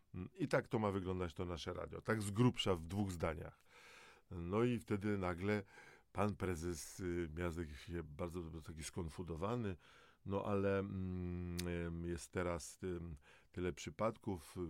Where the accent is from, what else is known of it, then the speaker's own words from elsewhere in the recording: Dąbrowa Górnicza, Silesian Voivodeship, Poland; Ja jako Gorol z Dąbrowy Górniczej